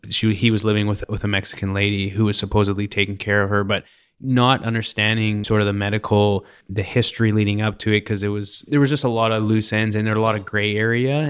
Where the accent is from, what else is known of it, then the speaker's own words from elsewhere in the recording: Canada; now in Houston, United States; I'm Canadian